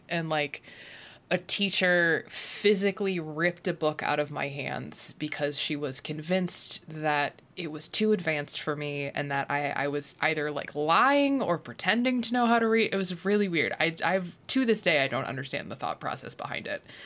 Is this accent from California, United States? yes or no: no; Illinois, United States; moved away; I'm from Illinois, but I grew up in the Quad Cities where Illinois and Iowa are like very interchangeable.